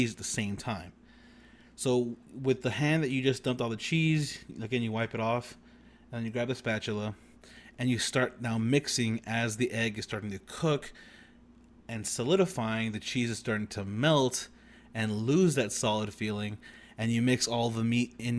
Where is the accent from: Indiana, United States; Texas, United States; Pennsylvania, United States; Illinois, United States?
Texas, United States; Corpus Christi; Tony, Zeke, and I all grew up in the Corpus Christi area.